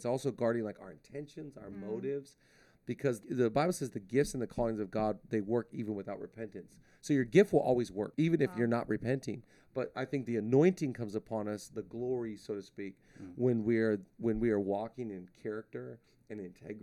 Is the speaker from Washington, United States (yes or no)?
yes; Shelton, Washington, United States; now in Los Angeles, United States; I was born in Shelton, Washington